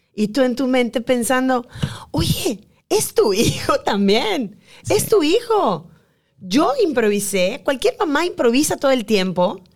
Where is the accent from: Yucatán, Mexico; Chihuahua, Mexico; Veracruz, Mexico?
Yucatán, Mexico; somos nosotras las yucatecas